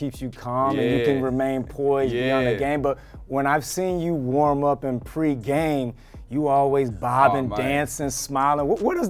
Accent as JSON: {"language": "English", "region": "Texas", "country": "United States", "said": "I'm from Texas"}